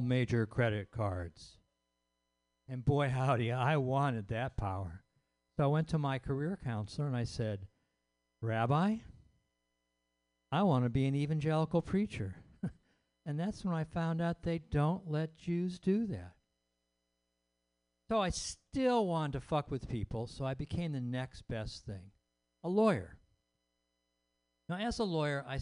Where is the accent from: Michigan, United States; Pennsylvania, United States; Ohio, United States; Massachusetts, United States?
Ohio, United States; Akron; I grew up in Akron, Ohio in the 1960s